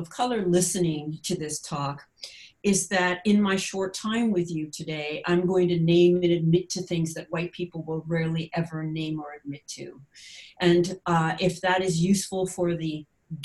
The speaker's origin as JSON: {"language": "English", "country": "United States", "said": "as an American or North American"}